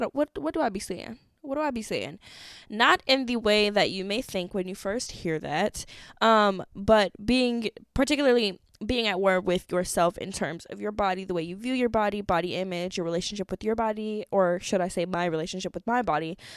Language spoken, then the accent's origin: English; Madison, Wisconsin, United States; I grew up in Wisconsin